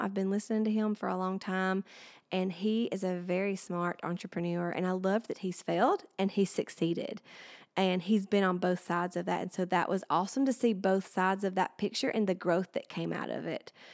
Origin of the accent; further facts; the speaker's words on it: Alabama, United States; I've lived here my whole life and I'm still here and now I'm bringing my business here, uh, and being able to share my hometown